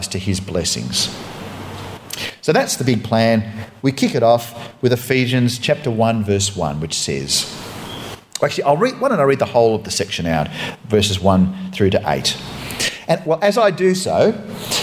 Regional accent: Australia

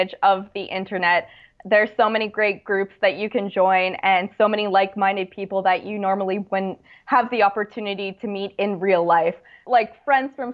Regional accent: Niagara region, Ontario, Canada; I'm from the Niagara region, and so a lot of the trails I'd hiked when I was younger

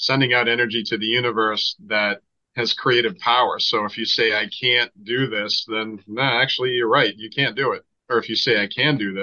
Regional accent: Boston, Massachusetts, United States; I'm from Boston

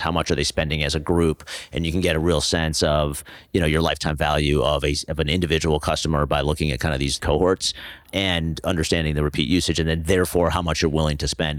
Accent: New Jersey, United States; also born or lived in Pennsylvania / New York City; So I grew up in New Jersey

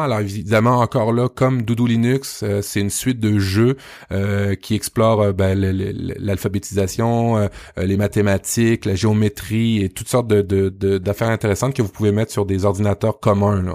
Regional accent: Canada; Chez nous, au Canada

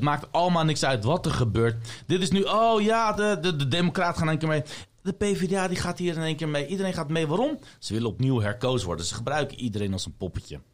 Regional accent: Leiden, South Holland, Netherlands; Ik kom uit Leiden. Ik ben geboren en getogen in Leiden.

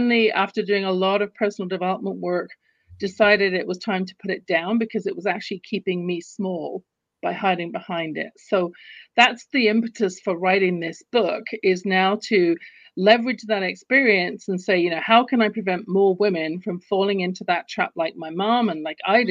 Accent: London, United Kingdom; now in Calgary, Canada; You can tell from my accent, I wasn't born in the US or Canada where I live. I live in Canada, in Calgary, Alberta right now. But I was born in London, England.

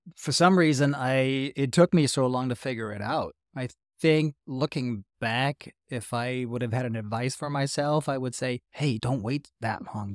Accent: Hanau, Hesse, Germany; English is a second language; Hanau is my hometown, which is east of Frankfurt, and when I was growing up, Hanau was surrounded by American culture.

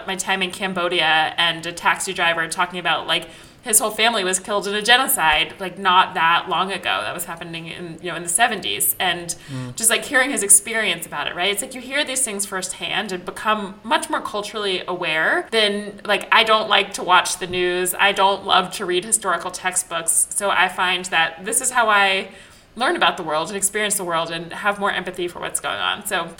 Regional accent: Israel; growing up in Israel that like, if the siren goes off and there's sirens all over the country, you have a bomb shelter built into your house

